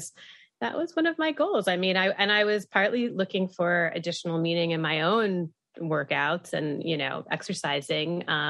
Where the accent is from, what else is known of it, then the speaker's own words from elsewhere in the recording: Atlanta, Georgia, United States; now in New York, United States; No, I'm from Atlanta. So, I grew up driving